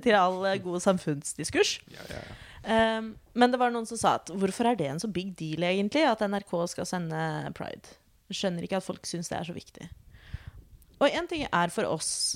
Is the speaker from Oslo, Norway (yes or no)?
yes; Oslo, Norway; født og oppvokst i Oslo